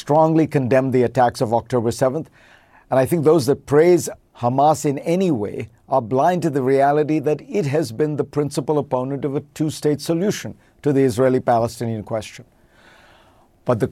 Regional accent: India; moved away as an adult; now in United States; Growing up in India

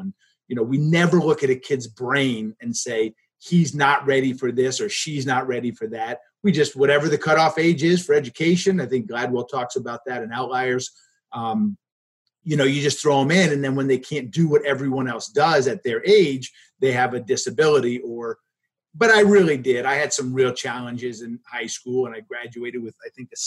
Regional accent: Hartwick, New York, United States; also born or lived in Philadelphia, Pennsylvania; now in St. Albans, Vermont, United States; I was a kid from Hartwick too, which is the town I was from. I wasn't from Cooperstown.

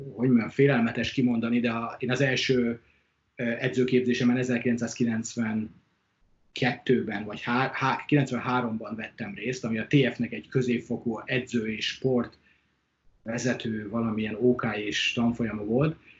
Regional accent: Hungary; moved away as an adult; also born or lived in Brisbane, Australia; now in Australia; Mi kétszer voltunk otthon

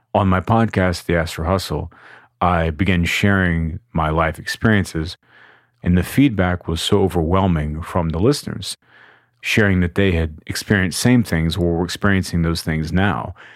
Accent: Austin, Texas, United States; I am from Austin, Texas

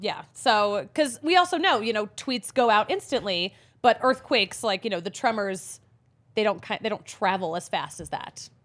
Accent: East Coast, United States; moved away; we grew up on the East Coast

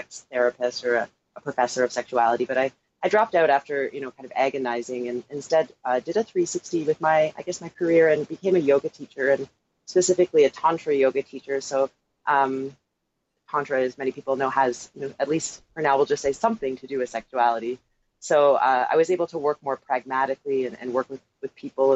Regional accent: Toronto, Ontario, Canada; now in San Francisco, United States; I am from Toronto, and interestingly enough, I don't actually speak any French

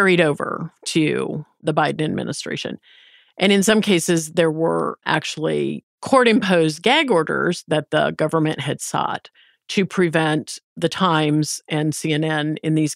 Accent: the Midwest of the United States, United States; I grew up in the Midwest of the United

